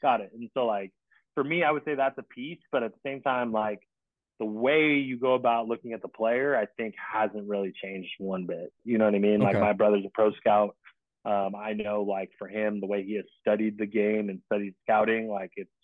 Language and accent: English; Long Beach, California, United States; I grew up in Long Beach